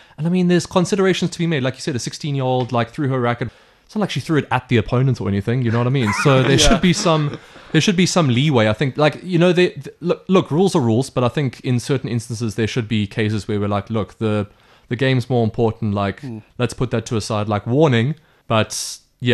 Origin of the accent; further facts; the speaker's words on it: South Africa; as a South African